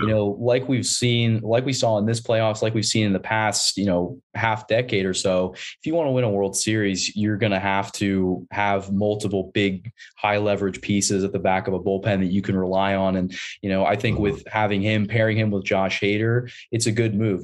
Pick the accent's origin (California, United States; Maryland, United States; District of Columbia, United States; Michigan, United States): California, United States; San Diego; moved away as an adult; now in Portland, United States; I grew up in San Diego, diehard Padres fan